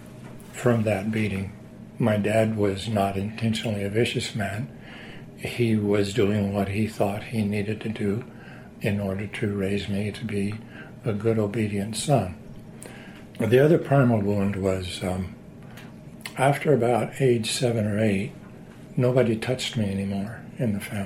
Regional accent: Southern Oregon, United States; also born or lived in Missouri; We moved from Missouri to Southern Oregon

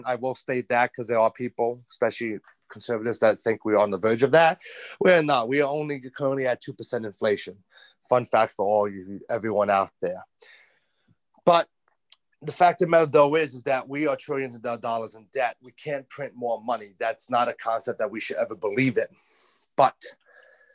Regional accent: New York, United States; accent: New York; I'm a New Yorker

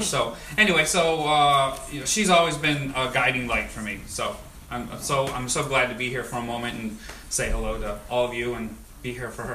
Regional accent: Dearborn Heights, Michigan, United States; I grew up in Dearborn Heights

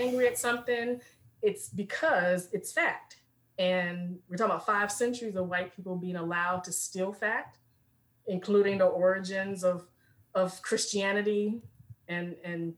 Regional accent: Richmond, Virginia, United States; I'm born and raised in Richmond, VA, which is the second capital of the Confederacy

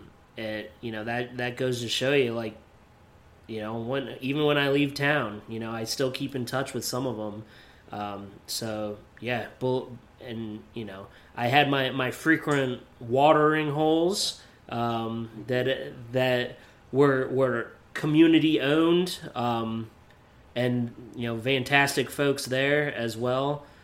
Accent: Pennsylvania, United States; moved away as an adult; also born or lived in Beloit, Wisconsin; I kind of grew up in Beloit. You know, I grew up in Pennsylvania, but then age 23 to 27 is when I lived in Beloit.

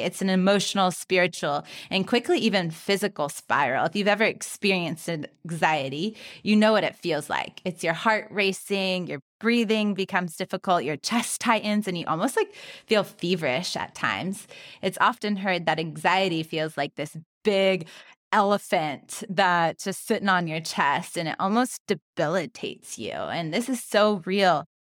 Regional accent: California, United States; growing up in California, there was rattlesnakes

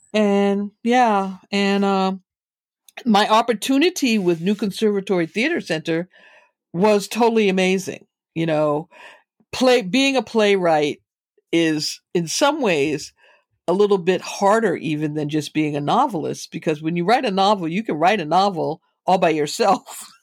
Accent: Boston, Massachusetts, United States; moved away as an adult; also born or lived in New York; now in Bay Area, United States; was born and raised in Boston.

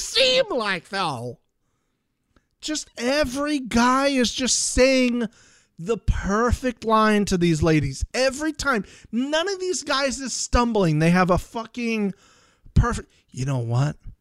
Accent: Tampa, Florida, United States; my hometown, Tampa, Florida.

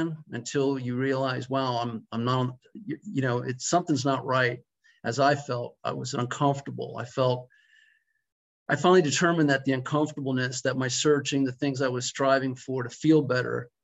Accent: Orlando, Florida, United States; born and raised in Orlando, Florida.

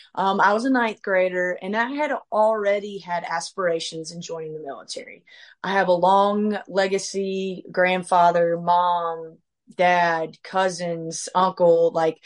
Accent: Venice, Florida, United States; moved away as an adult; now in Mississippi, United States; It's kind of a little home nickname. I hail from Venice, Florida, where I lived for 18 of my 36 years.

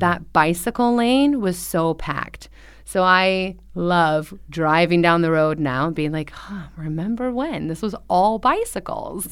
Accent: Orange County, Southern California, United States; now in Xiamen, China; I'm from Orange County

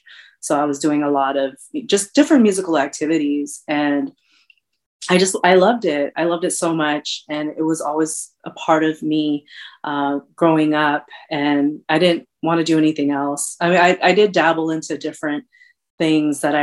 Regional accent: Bay Area, California, United States; also born or lived in Luzon, Philippines / San Jose; I was born in Kansas City on the island of Luzon in the Philippines. I moved to San Jose back in the early 80s. And so I've been here for a really long time, really, really long time. I grew up in the Bay Area

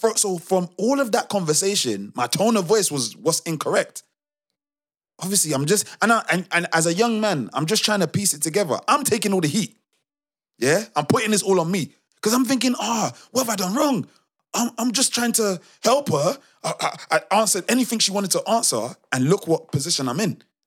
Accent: London, United Kingdom; accent: Multicultural London English

